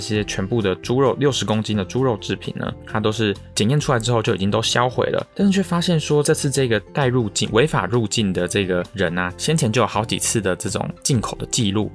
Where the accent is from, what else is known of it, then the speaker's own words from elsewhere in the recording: Taiwan; 我们台湾人很爱吃猪